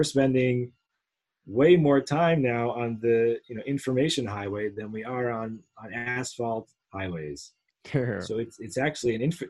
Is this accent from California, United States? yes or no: no; New York City, New York, United States; I grew up in Manhattan.